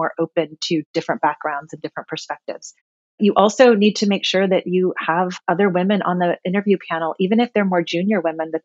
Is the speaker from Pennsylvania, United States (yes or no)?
no; Gilroy, California, United States; I was born and raised in Gilroy, California, very small town at the time when I lived there.